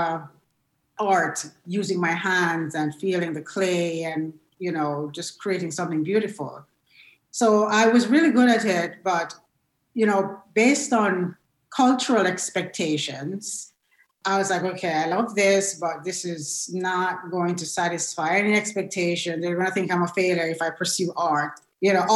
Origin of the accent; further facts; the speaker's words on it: Jamaica; moved away as an adult; now in United States; I was born and raised in Jamaica